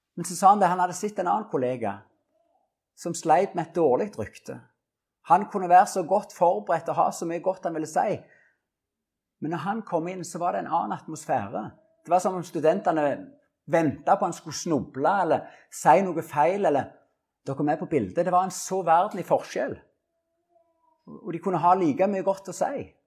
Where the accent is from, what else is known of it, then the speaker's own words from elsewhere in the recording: Norway; Orrebygda, der jeg vokste opp